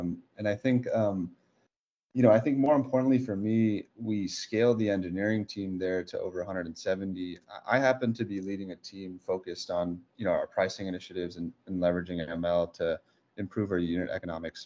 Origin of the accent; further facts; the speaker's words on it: South Bay area, California, United States; We grew up together in the South Bay area